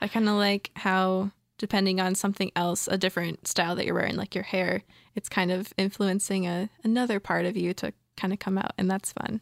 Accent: Michigan, United States; I moved elsewhere in my home state of Michigan

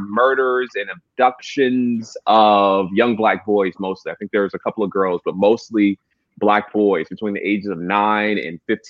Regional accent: Atlanta, Georgia, United States; growing up in Atlanta

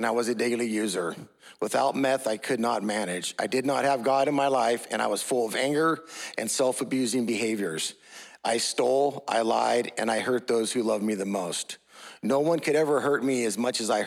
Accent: Martinez, California, United States; I grew up in Martinez, California.

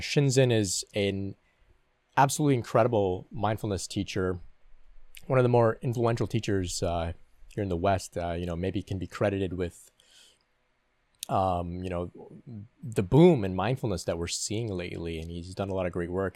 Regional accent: Canada; I'm from Canada

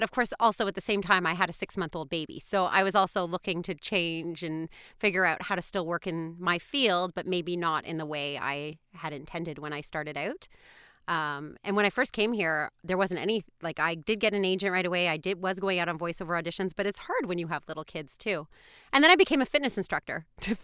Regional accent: Montreal, Quebec, Canada; moved away as an adult; also born or lived in Boston / New York City; now in Richmond Hill, Canada; I am from Montreal originally

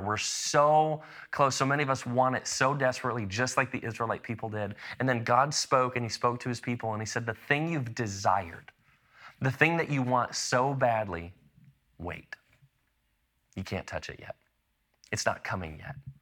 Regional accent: Chicago, Illinois, United States; also born or lived in Lexington, Illinois; I spent a, a decent chunk of my childhood growing up in the Chicago suburbs, but even before I lived in Chicago, I actually lived in a tiny little town in central Illinois called Lexington

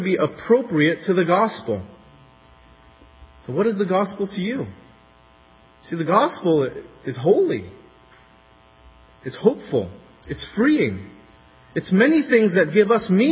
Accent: California, United States; As a Californian

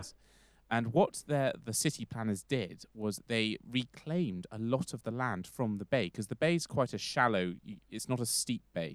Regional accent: London, United Kingdom; London, because I'm from there

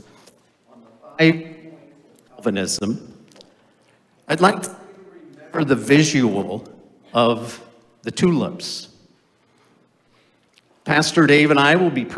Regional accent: Orange City, Iowa, United States; moved away as an adult; also born or lived in Holland, Michigan; I grew up in Orange City, Iowa, and the town always sponsored a tulip time festival

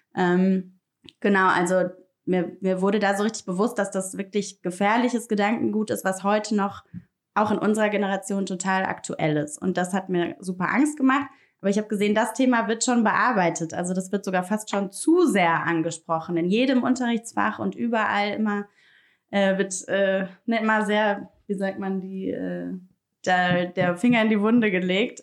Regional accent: Rome, Lazio, Italy; now in Berlin, Germany; ich bin in Italien aufgewachsen, in Rom

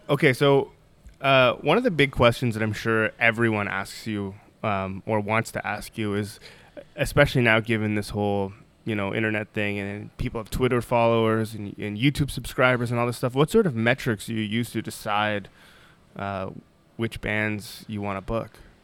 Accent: Toronto, Ontario, Canada; I'm from Toronto too

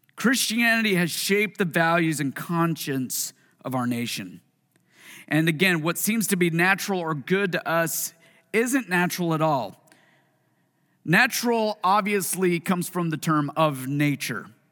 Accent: Puyallup, Washington, United States; also born or lived in Tacoma, Washington; this is the city that I was born, well, raised in. I was born in Tacoma. But Puyallup

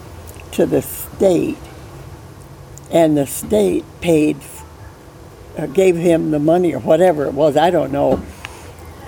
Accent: Ellenburg, New York, United States; I was born in Ellenburg, New York.

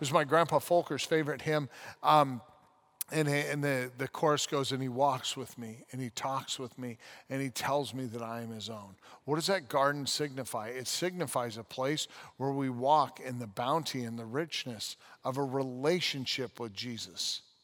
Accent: United States; also born or lived in London, United Kingdom; I love being an American

